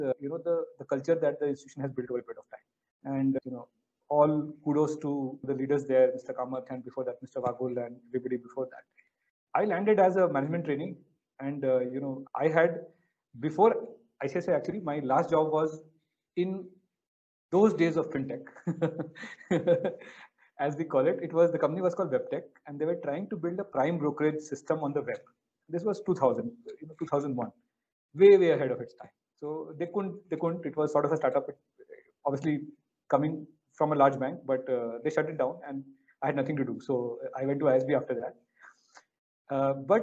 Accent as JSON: {"language": "English", "town": "Bokaro Steel City", "region": "Jharkhand", "country": "India", "tie": "born or raised there", "also_born_or_lived": "Delhi / Hyderabad", "moved": "yes", "said": "I grew up in a small town called Bokaro Steel City."}